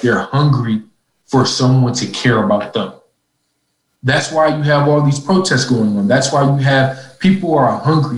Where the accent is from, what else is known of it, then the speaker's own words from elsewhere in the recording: Minneapolis, Minnesota, United States; moved away as an adult; also born or lived in Ithaca, New York; I'm originally from Minneapolis, Minnesota. I was home at that time from Cornell